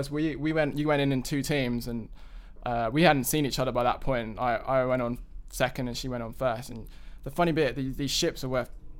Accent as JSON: {"language": "English", "region": "London", "country": "United Kingdom", "accent": "London", "lives_now": "United States", "said": "we are originally from London, if you can't tell from the accent."}